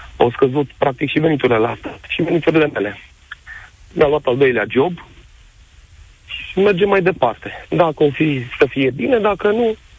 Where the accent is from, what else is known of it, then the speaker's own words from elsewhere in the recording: Bacău, Bacău County, Romania; also born or lived in Suceava; în Suceava, cu toate că sunt din Bacău